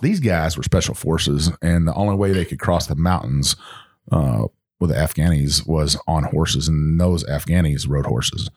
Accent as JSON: {"language": "English", "region": "the South", "country": "United States", "accent": "Southern", "said": "my Southern accent"}